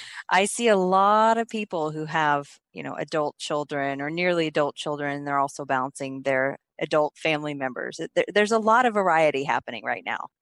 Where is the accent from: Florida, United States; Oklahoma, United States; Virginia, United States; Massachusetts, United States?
Oklahoma, United States; also born or lived in Texas; now in California, United States; I'm actually from Oklahoma